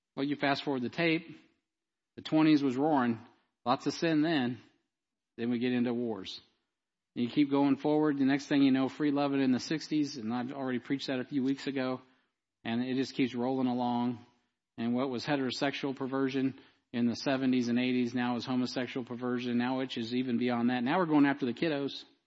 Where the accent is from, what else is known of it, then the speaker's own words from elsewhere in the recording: United States; I grew up here, and I'm also an American